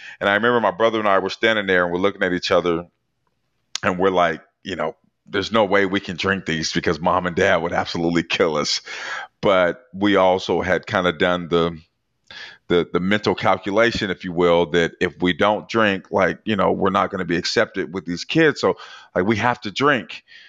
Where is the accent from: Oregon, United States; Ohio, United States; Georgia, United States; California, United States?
Oregon, United States; Portland; So I grew up in Portland, Oregon in the 80s.